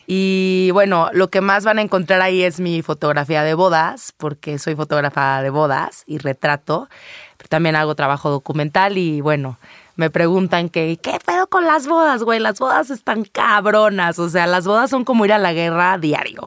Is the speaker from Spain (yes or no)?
no; Guadalajara, Jalisco, Mexico; pero soy tapatía. Ahí nací, ahí crecí